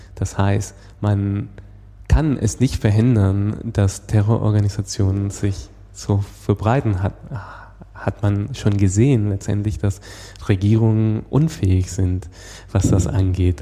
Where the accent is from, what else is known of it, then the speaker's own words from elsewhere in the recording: Venezuela; moved away; ich komme, wie gesagt, aus Venezuela